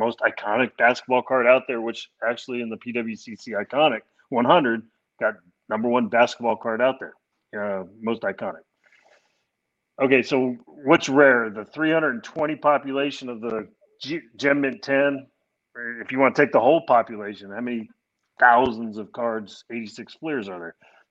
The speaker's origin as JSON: {"language": "English", "region": "California", "country": "United States", "also_born_or_lived": "New York / Florida / Kansas City", "moved": "yes", "said": "I'm actually from California originally. I lived in New York a little while. I lived in Florida, Kansas City."}